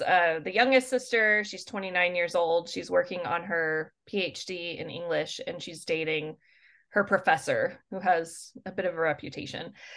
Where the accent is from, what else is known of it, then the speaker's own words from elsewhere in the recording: Albertville, Alabama, United States; I grew up in North Alabama in a small town called Albertville